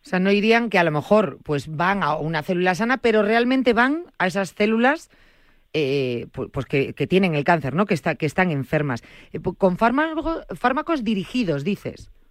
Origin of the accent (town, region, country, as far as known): Vigo, Galicia, Spain